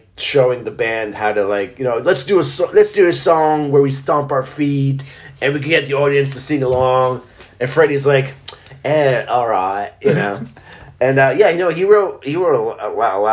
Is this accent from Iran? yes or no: no; Israel; moved away; when I was growing up in Israel